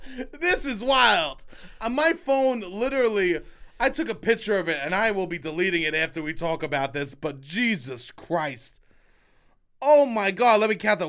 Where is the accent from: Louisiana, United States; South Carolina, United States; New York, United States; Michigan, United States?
New York, United States; I'm from New York. I grew up on pizza